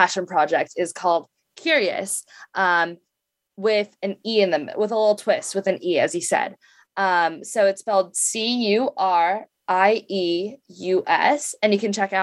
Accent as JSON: {"language": "English", "area": "Bay Area", "region": "California", "country": "United States", "tie": "born or raised there", "said": "I grew up in the Bay Area"}